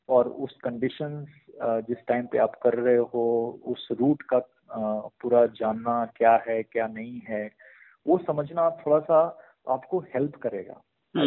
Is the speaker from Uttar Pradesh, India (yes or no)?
no; Bihar, India; now in Bangalore, India; अपने तरफ बिहार में जहाँ पे मैं पला बड़ा हूँ